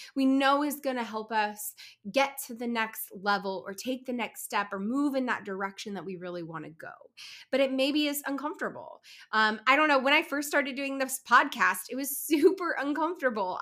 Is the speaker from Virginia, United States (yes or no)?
no; Kansas City, Missouri, United States; Joining you from my hometown of Kansas City